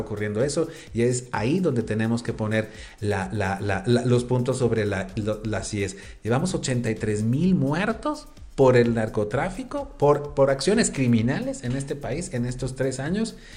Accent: Sinaloa, Mexico; now in Puebla, Mexico; Yo recuerdo de niño, siendo sinaloense

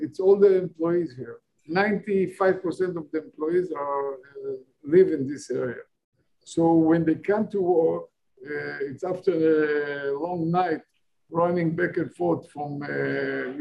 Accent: Tel Aviv, Tel Aviv District, Israel; moved away as an adult; also born or lived in New York; I was born in Israel. I'm second generation in Tel Aviv.

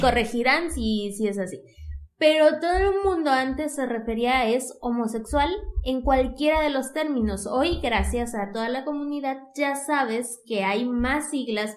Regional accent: Zamora, Michoacán, Mexico; moved away; Estaba en Zamora, de donde soy originaria

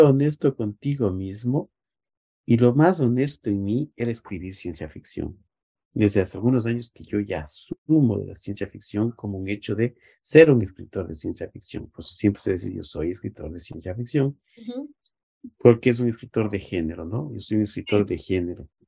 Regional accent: Ecuador; nos ha restringido como ecuatorianos

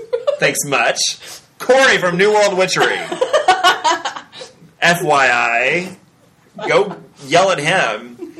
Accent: United States; I'm an American.

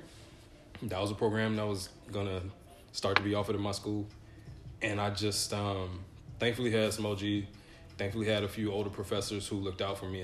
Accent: Atlanta, Georgia, United States; also born or lived in Grand Rapids, Michigan; I'm from Atlanta

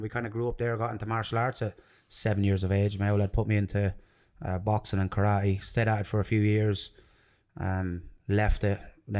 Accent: Templemore, Munster, Ireland; also born or lived in London, United Kingdom / Limerick; I was born in Limerick Regional Hospital. So there's a bit of a traveller in me, right? So I was born in a Limerick Regional Hospital. My parents lived in Templemore in Tipperary.

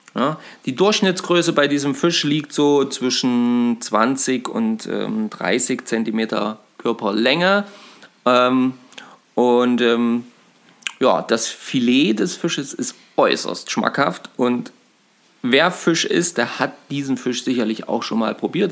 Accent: Eisenberg, Thuringia, Germany; Also wir sind gerade in Eisenberg, das ist übrigens meine Heimatstadt. Ähm, also ich habe ja auch 20 Jahre gewohnt und ähm, bin hier aufgewachsen.

